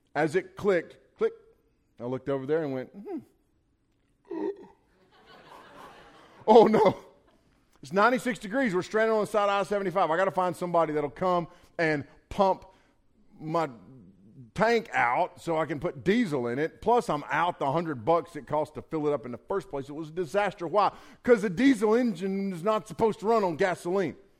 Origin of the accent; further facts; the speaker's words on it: Western North Carolina, United States; I'm a hillbilly from Western North Carolina.